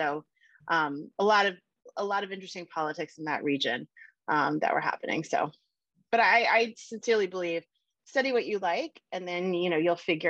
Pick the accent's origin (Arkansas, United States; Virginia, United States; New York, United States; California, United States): Virginia, United States; D.C., Northern; I grew up outside Washington, D.C. in Northern Virginia. So always been on the East Coast.